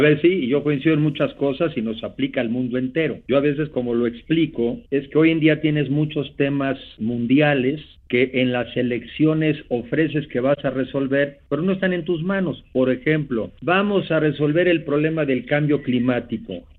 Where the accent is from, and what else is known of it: Mexico